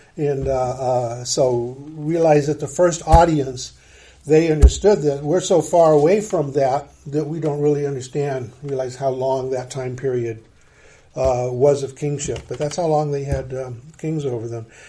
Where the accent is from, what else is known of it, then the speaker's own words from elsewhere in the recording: United States; as an American